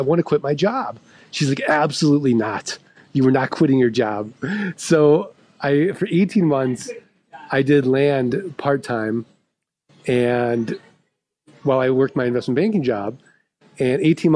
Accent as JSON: {"language": "English", "town": "St. Louis", "region": "Missouri", "country": "United States", "said": "I'm from St. Louis, like we're the show me state"}